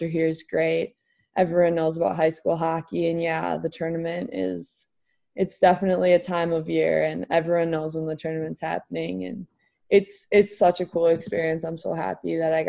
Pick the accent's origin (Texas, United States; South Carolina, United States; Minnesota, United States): Minnesota, United States